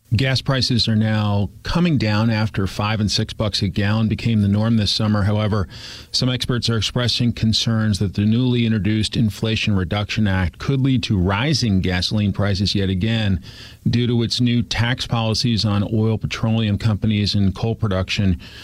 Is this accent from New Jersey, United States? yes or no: yes; Westfield, New Jersey, United States; grew up in a charming town called Westfield, New Jersey